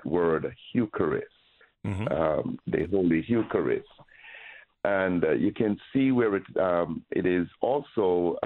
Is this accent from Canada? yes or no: no; Jamaica; moved away; when I grew up in Jamaica